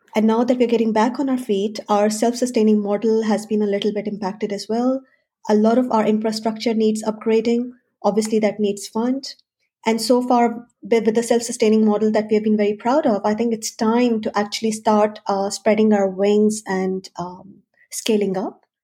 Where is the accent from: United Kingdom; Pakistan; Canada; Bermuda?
Pakistan; moved away as an adult; also born or lived in Switzerland; now in Australia; So I'm basically from Pakistan. I spent quite a few years, about a decade in Switzerland, and now almost a decade in Australia.